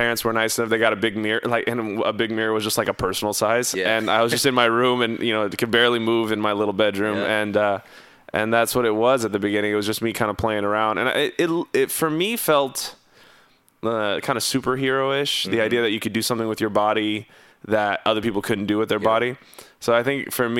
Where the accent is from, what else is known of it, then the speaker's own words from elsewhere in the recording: Houston, Texas, United States; also born or lived in Tomball, Texas; Born and raised in Houston, Texas